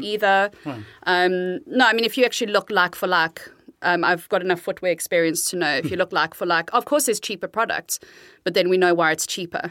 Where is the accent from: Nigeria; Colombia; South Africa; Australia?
South Africa; moved away as an adult; now in Amsterdam, Netherlands; I'm South African, born and raised, um, but been living in the Netherlands in Amsterdam for almost 21 years